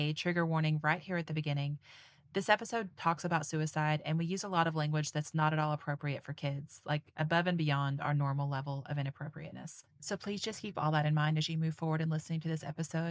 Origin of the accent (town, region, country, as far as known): Kentucky, United States; accent: Kentucky